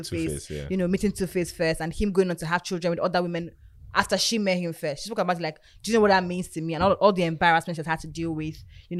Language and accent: English; Nigeria; I'm Nigerian.